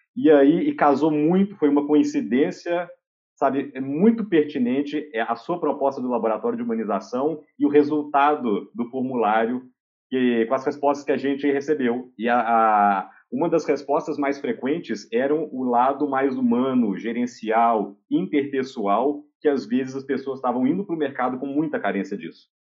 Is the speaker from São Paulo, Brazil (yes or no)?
no; Oliveira, Minas Gerais, Brazil; moved away; Nasci em Carmópolis, fui criado lá em Oliveira, a vida inteira na mesma casa